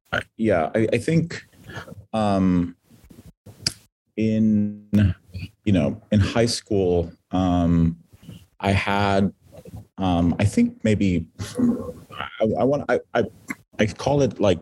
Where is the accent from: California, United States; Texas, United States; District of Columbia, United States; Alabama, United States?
California, United States; San Diego; I was born and raised in San Diego, California.